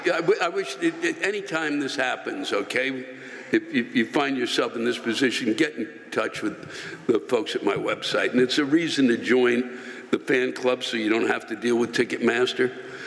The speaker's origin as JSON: {"language": "English", "region": "New York", "country": "United States", "tie": "born or raised there", "said": "I was born on Long Island, have lived here my entire life, and have family here."}